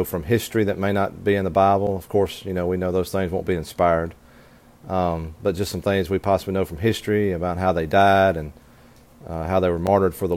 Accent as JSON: {"language": "English", "town": "Pontotoc", "region": "Mississippi", "country": "United States", "said": "I'm from Pontotoc, Mississippi"}